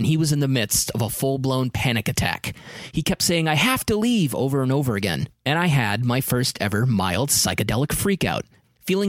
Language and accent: English; New Hampshire, United States; I'm from New Hampshire.